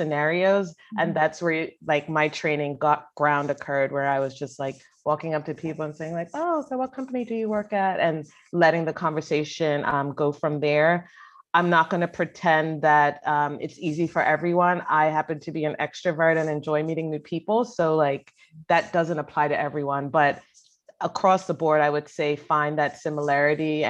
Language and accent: English; Bermuda; moved away as an adult; also born or lived in North Carolina, United States; now in United States; I grew up in Bermuda